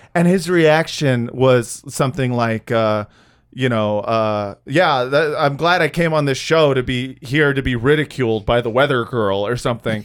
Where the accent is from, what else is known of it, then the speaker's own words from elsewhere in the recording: California, United States; I am from California